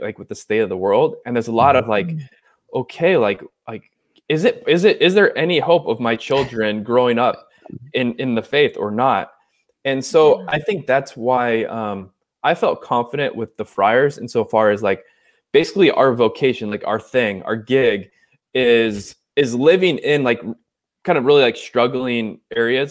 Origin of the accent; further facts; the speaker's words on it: Orange County, California, United States; so I'm from Southern California, so from from Orange County, California. Grew up uh, sort of like a I call like a country club kid